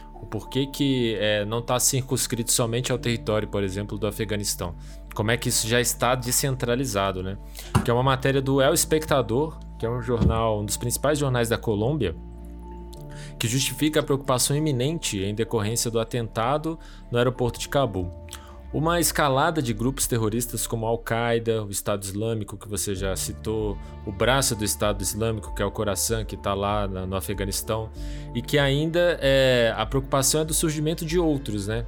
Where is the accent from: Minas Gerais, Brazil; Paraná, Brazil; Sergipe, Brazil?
Minas Gerais, Brazil; como bons mineiros